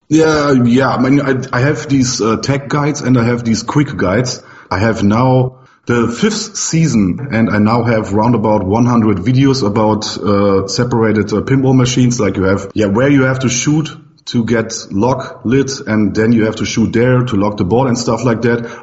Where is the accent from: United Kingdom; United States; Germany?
Germany